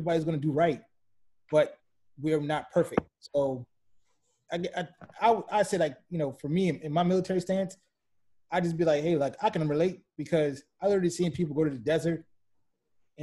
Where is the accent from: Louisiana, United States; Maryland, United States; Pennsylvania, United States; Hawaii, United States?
Louisiana, United States; New Orleans; growing up in New Orleans